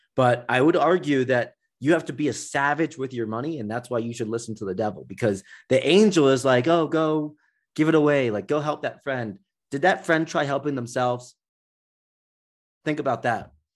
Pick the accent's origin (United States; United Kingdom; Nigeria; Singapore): Nigeria; I'm from Nigeria